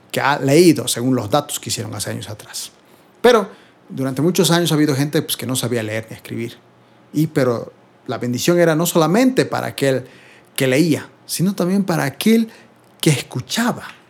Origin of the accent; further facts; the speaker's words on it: Bolivia; yo soy de Bolivia